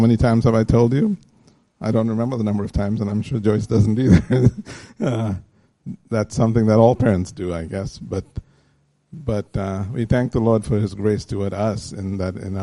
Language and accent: English; India; As Indian parents